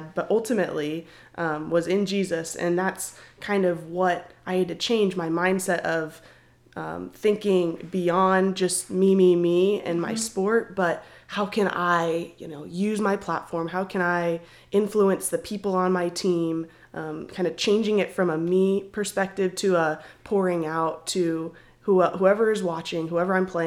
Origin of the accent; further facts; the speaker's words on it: Arizona, United States; moved away as an adult; now in Oklahoma, United States; I'm from Arizona. So me and … from the same area. I went to school with … growing up